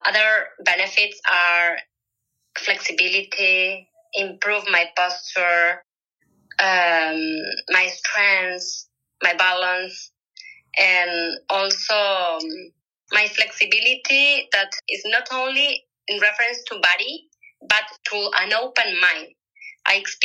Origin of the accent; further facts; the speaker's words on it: Uruguay; I'm from Uruguay. I live in Montevideo.